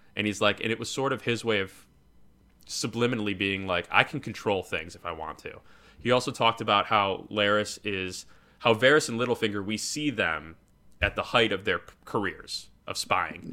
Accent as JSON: {"language": "English", "town": "Chicago", "region": "Illinois", "country": "United States", "said": "I was from Chicago"}